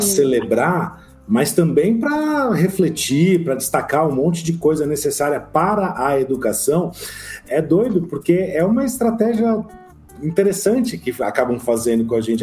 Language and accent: Portuguese; São Paulo, Brazil; moved away as an adult; now in Vilhena, Brazil; eu sou de São Paulo e sou professor em Rondônia